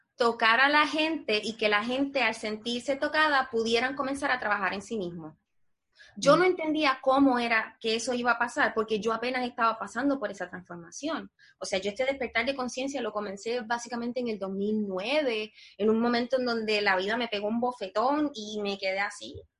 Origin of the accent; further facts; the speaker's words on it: Puerto Rico; moved away as an adult; now in United States; nosotros los puertorriqueños somos parte de los Estados Unidos